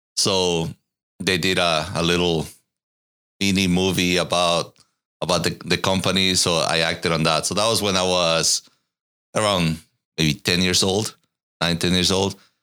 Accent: Ecuador; moved away as an adult; also born or lived in Katy, Texas / Irvine, California; now in Austin, United States; I was born in Ecuador, lived there until I was nineteen

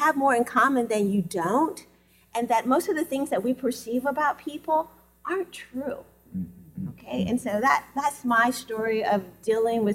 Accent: North Carolina, United States; I grew up in North Carolina

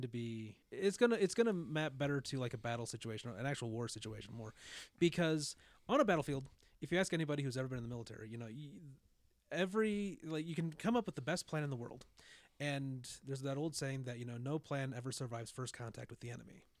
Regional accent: United States; being an American

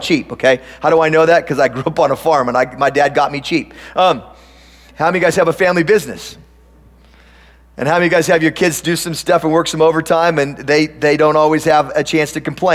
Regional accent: Tillamook, Oregon, United States; moved away; I grew up on a farm, and I grew up in Tillamook, Oregon.

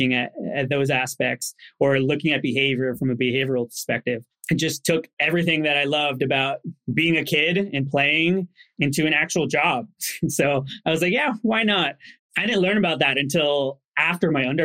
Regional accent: New Jersey, United States; I grew up in New Jersey

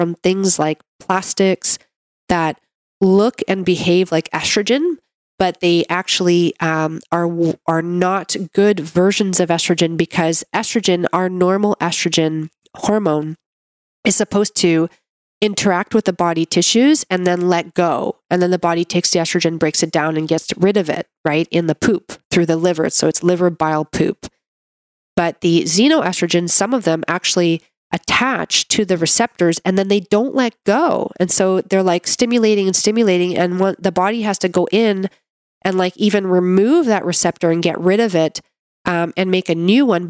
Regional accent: Canada; I'm a Canadian medical doctor

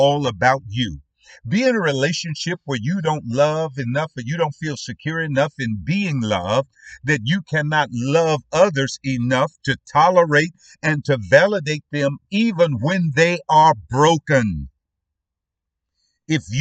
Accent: United States; we as Black American parents

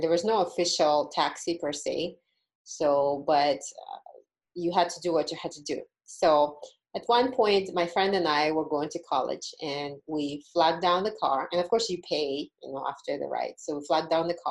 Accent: Uzbekistan; moved away as an adult; now in Las Vegas, United States; when I was in college back in my home country of Uzbekistan

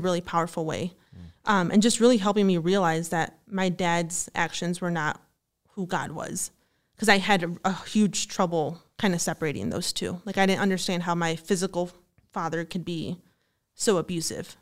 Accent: Glendale Heights, Illinois, United States; I'm from Glendale Heights, Illinois. So it's, like, thirty minutes from here

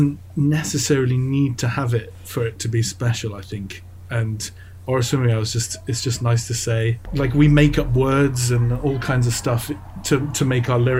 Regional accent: England, United Kingdom; I am obviously English, and I was born in England

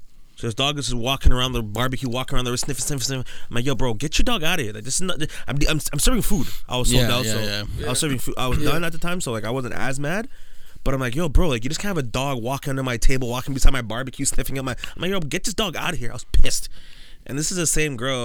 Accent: Mississauga, Ontario, Canada; I was born and raised in Mississauga

